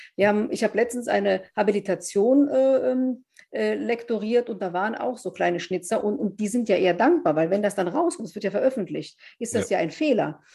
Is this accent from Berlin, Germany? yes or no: no; Wesseling, North Rhine-Westphalia, Germany; in meiner Heimatstadt sozusagen in Wesseling